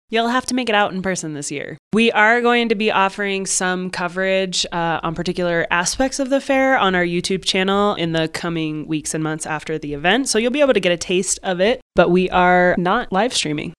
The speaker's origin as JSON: {"language": "English", "region": "Arizona", "country": "United States", "tie": "born or raised there", "also_born_or_lived": "Boulder County, Colorado", "moved": "yes", "lives_now": "Crestone, United States", "said": "I grew up in Arizona"}